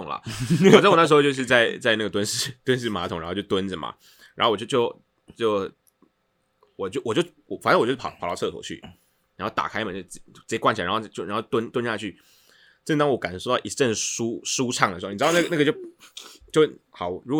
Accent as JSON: {"language": "Chinese", "region": "Tainan", "country": "Taiwan", "said": "我是台南人，"}